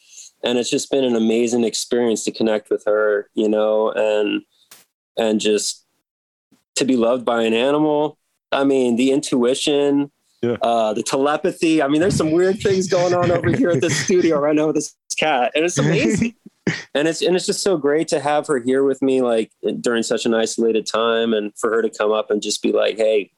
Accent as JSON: {"language": "English", "town": "Seattle", "region": "Washington", "country": "United States", "tie": "born there", "also_born_or_lived": "Midwest / Florida", "lives_now": "Baltimore, United States", "said": "I mean, I was born out in Seattle, which is very different. Mm-hmm. Lived in the Midwest, which is very different. Lived down in Florida, which is very different."}